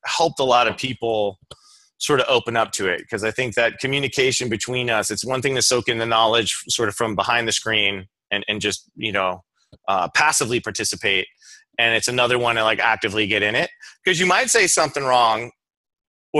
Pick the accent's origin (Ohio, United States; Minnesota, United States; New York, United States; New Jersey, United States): New York, United States; Levittown; I'm from Levittown, Long Island